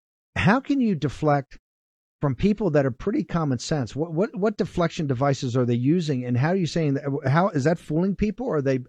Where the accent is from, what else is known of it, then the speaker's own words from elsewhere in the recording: Virginia, United States; I'm from Virginia